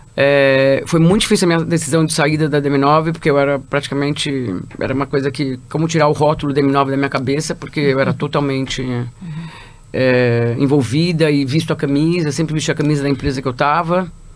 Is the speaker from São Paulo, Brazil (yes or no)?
yes; São Paulo, Brazil; Eu sou de São Paulo